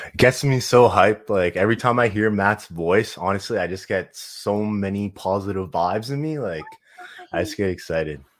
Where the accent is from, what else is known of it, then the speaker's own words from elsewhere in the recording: Halifax, Nova Scotia, Canada; moved away as an adult; now in Kelowna, Canada; so I'm originally from Halifax. We moved to, uh, Kelowna, B C, so pretty much the East Coast to the West Coast